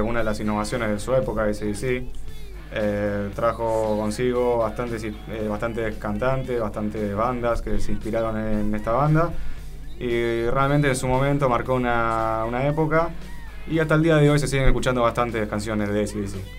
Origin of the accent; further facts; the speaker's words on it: Argentina; nosotros, como argentinos